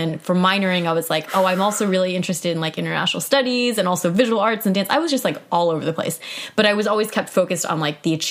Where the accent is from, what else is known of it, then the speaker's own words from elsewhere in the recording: Southern California, United States; I was from SoCal at a no-name school